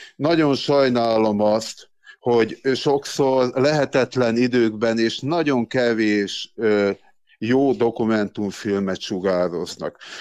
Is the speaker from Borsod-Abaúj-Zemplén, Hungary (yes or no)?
no; Gyöngyös, Heves, Hungary; moved away; also born or lived in Szabolcs-Szatmár-Bereg; Én gyöngyösi származású vagyok, Mátrai